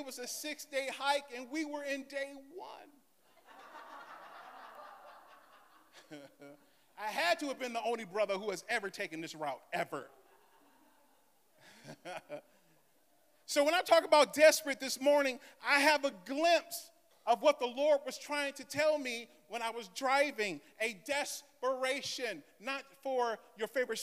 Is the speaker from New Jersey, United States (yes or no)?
no; Michigan, United States; I am from Michigan.